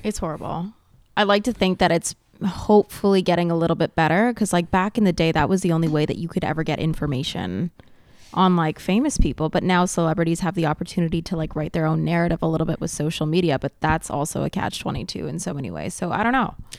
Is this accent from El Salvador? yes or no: no; Montreal, Quebec, Canada; first language English; I grew up in the West Island, which is, like, an English pocket on the island of Montreal